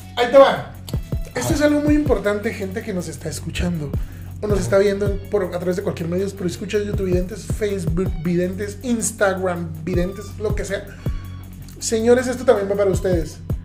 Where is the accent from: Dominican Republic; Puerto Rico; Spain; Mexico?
Mexico; southern Mexico; now in Ciudad Juárez, Mexico; el sur del país, de donde yo vengo